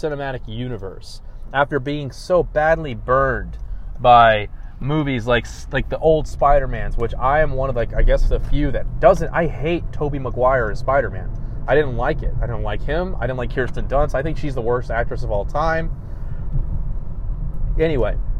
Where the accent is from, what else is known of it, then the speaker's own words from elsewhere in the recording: Dallas, Texas, United States; I'm from Dallas